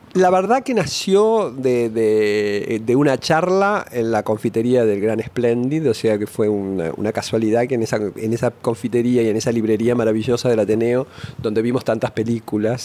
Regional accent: Buenos Aires, Argentina; nací en Córdoba y Esmeralda, pero en la calle, en, la plena ciudad de Buenos Aires. Ahí pasé mis primeros meses y después nos mudamos a un departamento que tenía de mi abuela en, en Caballito, en la calle Hidalgo y Rivadavia, donde enfrente había un cine el cine moreno, donde pasé toda mi infancia.

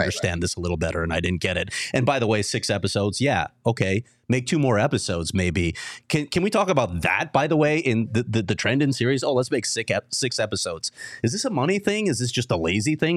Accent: Chicago, Illinois, United States; now in Arizona, United States; I'm, I'm born and raised in Chicago.

